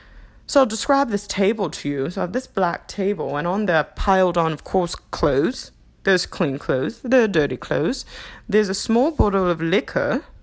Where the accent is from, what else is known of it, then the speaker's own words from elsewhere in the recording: United Kingdom; accent: English; I'm going to be transitioning between English accent and my new Australian accent, which some people have said sound New Zealander or like a Kiwi.